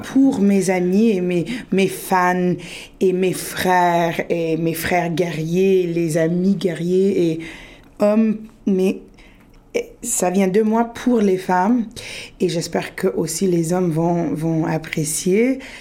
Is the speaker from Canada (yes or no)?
yes; Sudbury, Ontario, Canada; moved away as an adult; also born or lived in France / Peru (ancestry); j'ai grandi, je suis née, j'ai grandi à Sudbury.